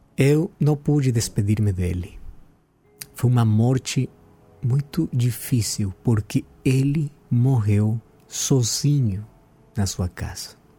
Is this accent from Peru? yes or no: yes; Peru; Portuguese is a second language; now in Brazil; eu sou peruano